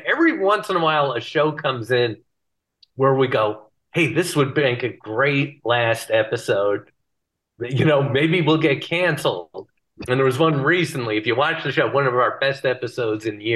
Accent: Bristol, Connecticut, United States; my hometown, Bristol, Connecticut

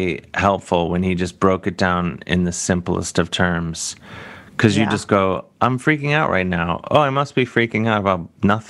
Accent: Canada; my question, as a Canadian person who over the last 4 years, 5 years

